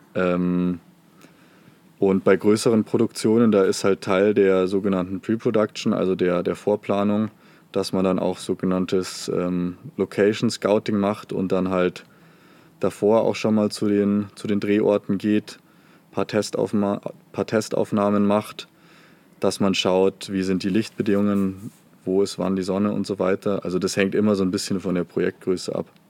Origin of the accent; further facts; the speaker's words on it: Munich, Bavaria, Germany; weil ich komme ja eigentlich aus München